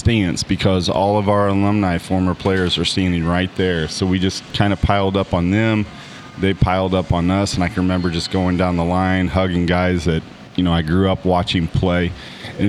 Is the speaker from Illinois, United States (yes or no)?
yes; Granite City, Illinois, United States; I was from Granite